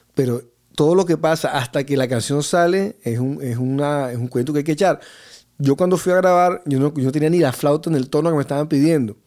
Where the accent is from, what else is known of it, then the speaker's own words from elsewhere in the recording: Barranquilla, Atlántico, Colombia; Yo vengo de Barranquilla y desde pequeño con el tema de las festividades de los pueblos vecinos, el carnaval de Barranquilla